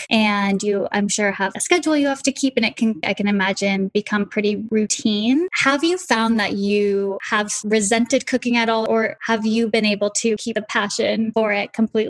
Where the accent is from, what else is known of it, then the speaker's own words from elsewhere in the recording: near LA, California, United States; moved away as an adult; now in New York, United States; I'm from California, from near LA, but I moved to New York 6 years ago.